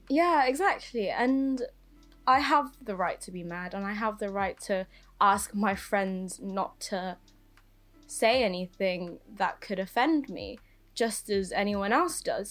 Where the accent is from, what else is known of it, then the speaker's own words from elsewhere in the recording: England, United Kingdom; also born or lived in Philippines; I moved here when I was one years old